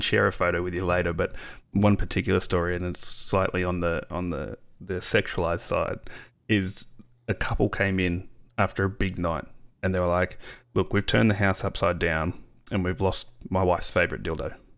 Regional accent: Australia; being an Aussie

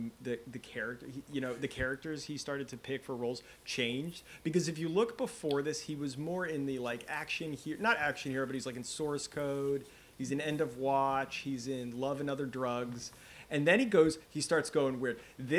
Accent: Norway; And then they wanted to know where I was from. So I said, I'm from Norway.

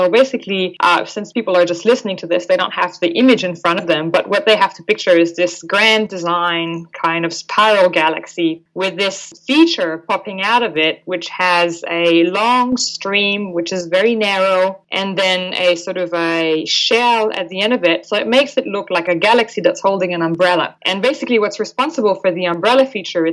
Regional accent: Quebec, Canada; first language French; English is a second language; moved away as an adult; now in Australia; I'm actually from the Francophone part of Canada, so the East Coast, Quebec province to be precise

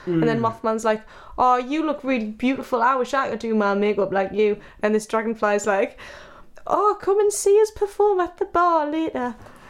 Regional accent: North East England, United Kingdom; But I'm from like 30 minutes away from Sunderland, if you can believe that.

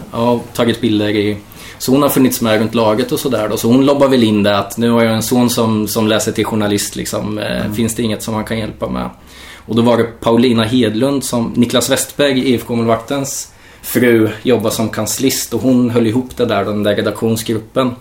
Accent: Norrköping, Östergötland, Sweden; also born or lived in Kalmar; född och uppvuxen i Norrköping

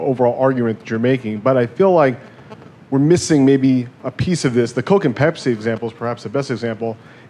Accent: New York, United States; And I'm from New York, I'm a Yankee fan

